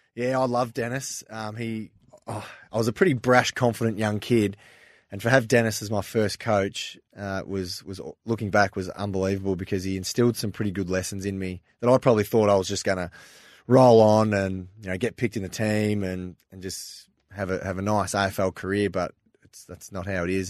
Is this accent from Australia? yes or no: yes; Linton, Victoria, Australia; also born or lived in Ballarat; I grew up there in Linton, which is about half an hour out from Ballarat